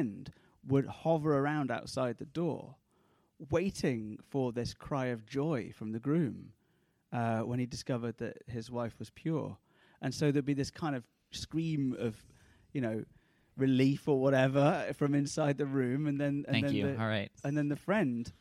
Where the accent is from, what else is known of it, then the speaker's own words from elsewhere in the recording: United Kingdom; as a Brit